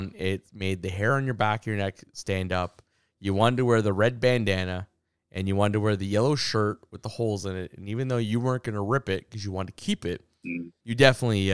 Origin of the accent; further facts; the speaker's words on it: Canada; accent: Anglophone; as a Canadian